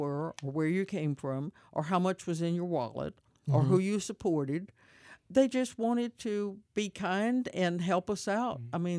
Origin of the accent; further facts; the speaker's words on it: Houston, Texas, United States; It reminds me of the neighborhood I grew up in the Heights.